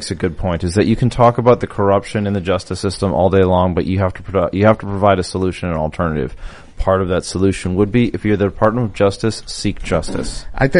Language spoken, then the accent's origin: English; Minnesota, United States; I'm from Minnesota.